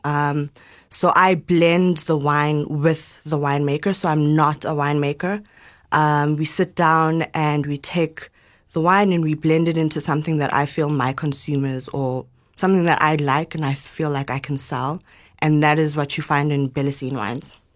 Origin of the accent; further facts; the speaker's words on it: Johannesburg, Gauteng, South Africa; also born or lived in Zimbabwe; came back when I was about three or four, and we've lived in Joburg my whole life.